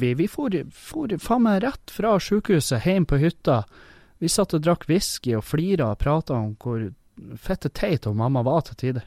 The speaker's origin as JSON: {"language": "Norwegian", "town": "Halsa", "region": "Nordland", "country": "Norway", "said": "jeg er fra Halsa"}